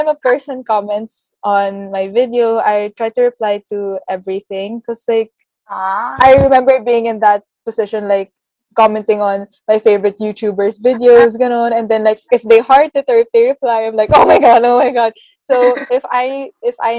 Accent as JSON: {"language": "English", "country": "Philippines", "said": "being like Filipino"}